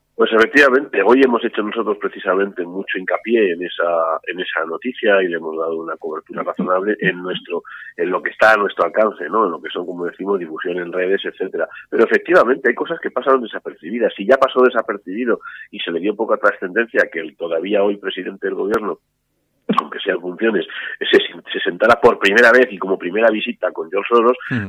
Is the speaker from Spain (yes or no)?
yes; Spain